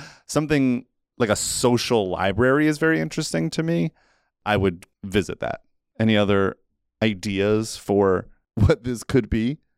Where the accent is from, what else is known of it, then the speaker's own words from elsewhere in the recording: New Jersey, United States; I grew up in New Jersey